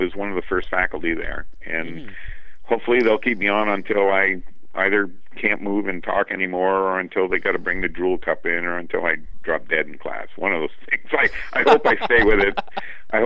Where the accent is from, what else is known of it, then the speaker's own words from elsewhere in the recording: Vermont, United States; my home state, in Vermont, you know? I want to stay in Vermont. I like it here. My roots are here.